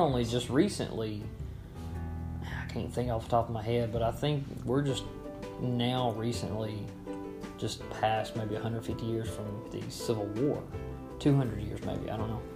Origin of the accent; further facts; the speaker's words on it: Florence, United States; accent: southern; we grew up in Florence